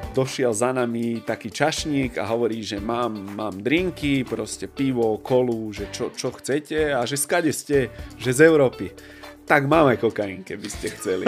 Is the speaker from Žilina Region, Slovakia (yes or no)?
no; Bratislava, Bratislava Region, Slovakia; u nás v Bratislave